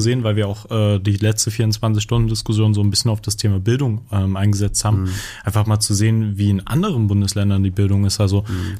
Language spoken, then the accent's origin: German; eastern Germany, Germany; bei uns im Osten